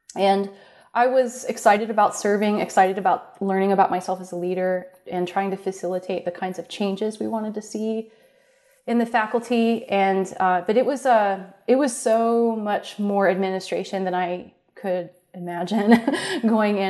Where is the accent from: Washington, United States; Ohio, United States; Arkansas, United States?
Ohio, United States; Columbus; also born or lived in Cincinnati, Ohio; I grew up in Columbus, Ohio